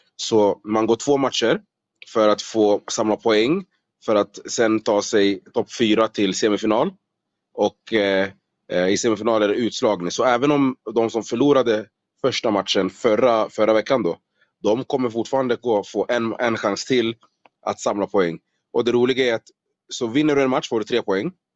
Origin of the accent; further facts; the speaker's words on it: Solna, Stockholm County, Sweden; moved away as an adult; now in Las Vegas, United States; född och uppvuxen i eh, Solna i Stockholm.